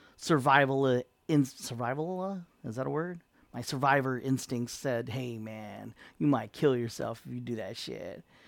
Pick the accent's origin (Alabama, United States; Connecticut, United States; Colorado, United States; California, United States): California, United States; San Diego; moved away as an adult; I came from San Diego